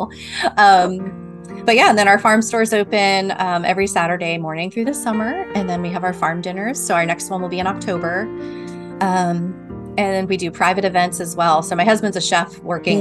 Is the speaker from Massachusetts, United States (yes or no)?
no; Madison, New Jersey, United States; now in Tennessee, United States; the town I grew up in Madison, New Jersey